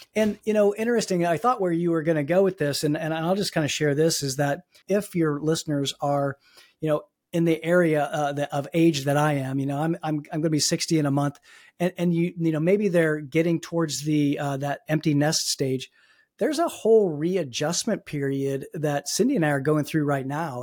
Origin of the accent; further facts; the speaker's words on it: Fort Wayne, Indiana, United States; now in Pittsburgh, United States; where I grew up in Fort Wayne, I, I, I grew up in, you know, a s, relatively small Midwestern town